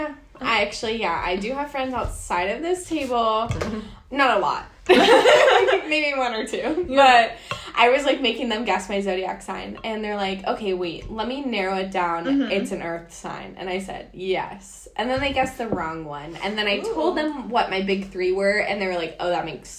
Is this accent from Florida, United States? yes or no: yes; Miami, Florida, United States; moved away; I'm from Miami